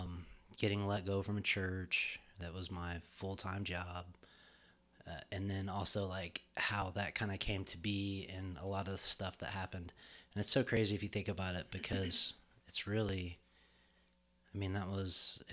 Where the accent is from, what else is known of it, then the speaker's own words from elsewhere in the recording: Bahamas; I grew up in the Bahamas.